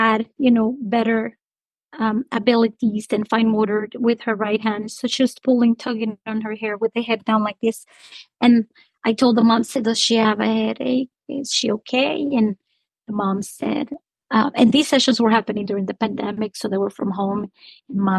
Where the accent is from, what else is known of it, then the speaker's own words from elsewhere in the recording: Honduras; now in United States; I'm originally from Honduras